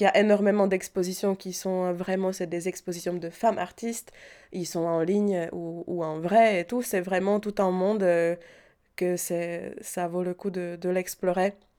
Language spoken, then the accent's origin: French; Prague, Czechia; French is a second language; moved away as an adult; now in Paris, France; j'ai grandi à Prague